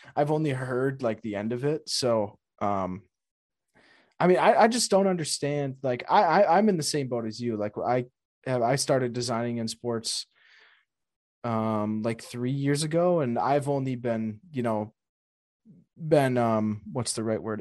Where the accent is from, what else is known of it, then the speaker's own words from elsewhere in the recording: Wisconsin, United States; I'm from Wisconsin